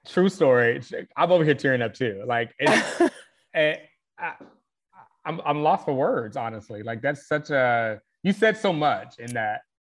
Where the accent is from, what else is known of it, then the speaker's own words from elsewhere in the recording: the South, United States; I grew up in the South